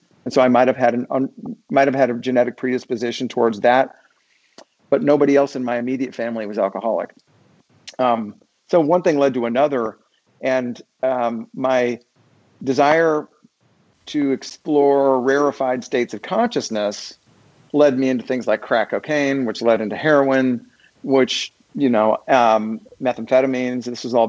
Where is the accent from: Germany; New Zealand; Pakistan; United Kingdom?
Germany; born there; I was born in Germany and my dad stayed on there after my parents got a divorce.